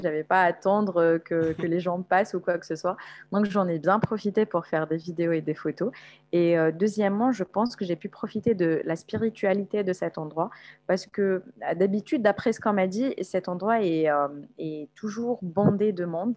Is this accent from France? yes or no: no; Algiers, Algiers Province, Algeria; moved away as an adult; also born or lived in Guelma, Algeria; now in Kuala Lumpur, Malaysia; ma ville natale s'appelle Guelma. Elle se trouve à l'est de l'Algérie, mais j'ai vécu toute ma vie à Alger, qui est la capitale de l'Algérie